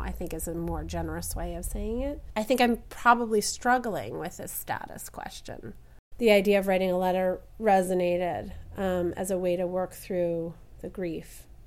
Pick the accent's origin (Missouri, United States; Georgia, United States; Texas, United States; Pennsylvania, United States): Pennsylvania, United States; Philadelphia; I'm from Philadelphia